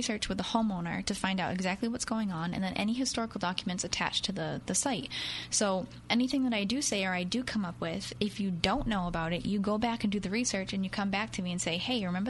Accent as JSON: {"language": "English", "town": "New Bedford", "region": "Massachusetts", "country": "United States", "tie": "born or raised there", "said": "I'm born and raised in New Bedford, Massachusetts."}